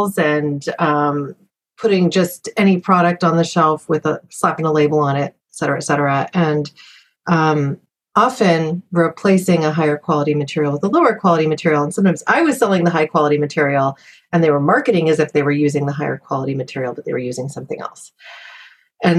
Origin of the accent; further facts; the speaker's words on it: Southern Oregon, United States; moved away; also born or lived in Silicon Valley; I was a little hippie kid growing up in Southern Oregon that came to Silicon Valley